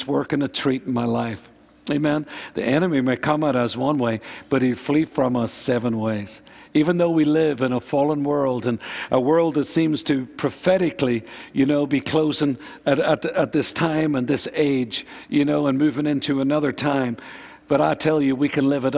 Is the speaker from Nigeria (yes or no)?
no; Northern Ireland, United Kingdom; Karen and myself, we grew up in Northern Ireland